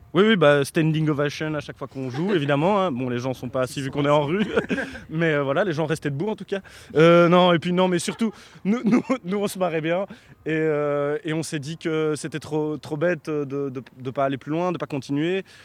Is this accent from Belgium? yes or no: yes; Belgium; nous on est belge